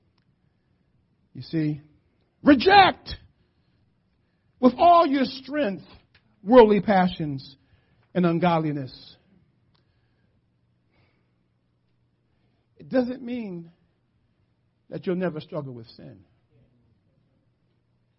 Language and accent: English; Philadelphia, Pennsylvania, United States; I grew up in the hood. I grew up in West Philly